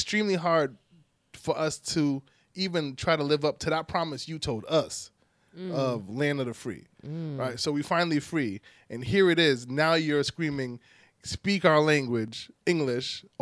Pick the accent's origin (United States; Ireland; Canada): United States; Boston, Massachusetts; I was born in Boston